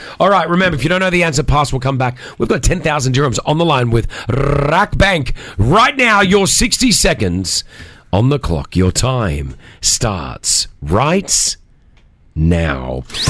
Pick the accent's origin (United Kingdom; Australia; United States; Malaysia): Australia; moved away; Even though I was born and raised in Australia, I've got the Australian passport.